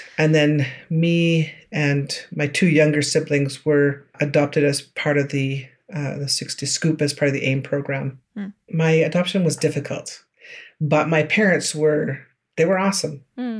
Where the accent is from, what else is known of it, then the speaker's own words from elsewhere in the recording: George Gordon First Nation, Saskatchewan, Canada; I'm from George Gordon First Nation in the southern part of Saskatchewan Treaty 4 area.